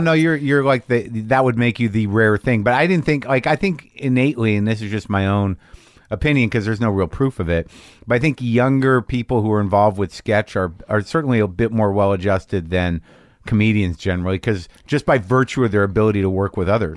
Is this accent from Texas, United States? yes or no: no; New Mexico, United States; moved away; also born or lived in New York / Los Angeles / San Francisco; I grew up in, uh, New Mexico primarily